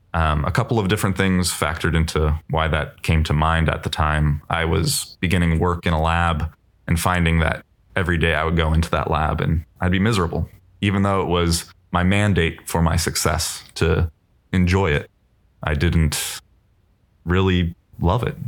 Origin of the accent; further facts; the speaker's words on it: Bay Area, California, United States; I grew up in the Bay Area